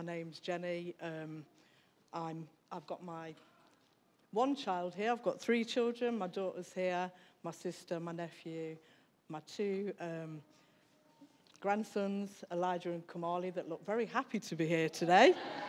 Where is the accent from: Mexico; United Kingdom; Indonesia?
United Kingdom; Newark, East Midlands; born there; I think when I was born in Newark. I was born in 1967.